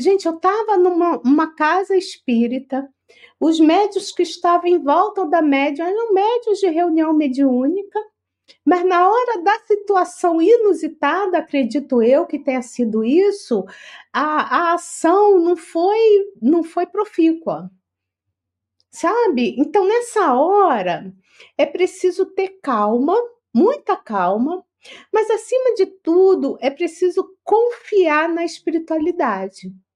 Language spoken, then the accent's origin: Portuguese; Rio de Janeiro, Brazil; moved away as an adult; now in São Paulo, Brazil; eu não sou paulista, eu sou carioca, eu estou aqui no, em São Paulo, acho que são cinco anos, cinco ou seis